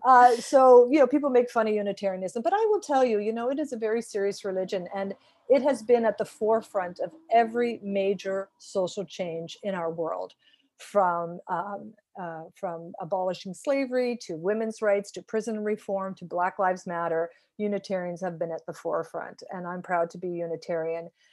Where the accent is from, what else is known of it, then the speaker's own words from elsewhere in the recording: Fenwick, Ontario, Canada; I grew up in a small town called Fenwick, a thousand people